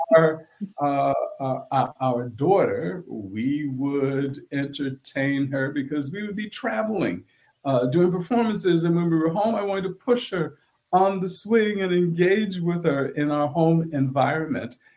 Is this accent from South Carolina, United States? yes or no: yes; St. Helena Island, South Carolina, United States; I was born on St. Helena Island, South Carolina, which is in Beaufort County